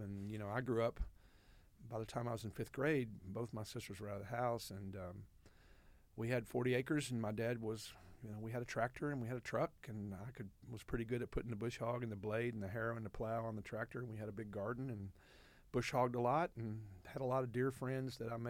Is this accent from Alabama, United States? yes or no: no; Little Rock, Arkansas, United States; And I grew up in what at the time was West Little Rock, which was a little bit past Cantrell and University, until I was 8 years old.